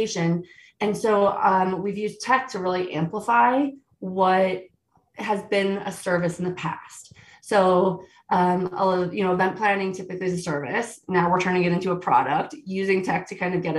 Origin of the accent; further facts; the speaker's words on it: Virginia, United States; moved away as an adult; now in Aspen, United States; I grew up in Virginia, which people have always loved to make fun of. But I've lived out in Colorado since 2006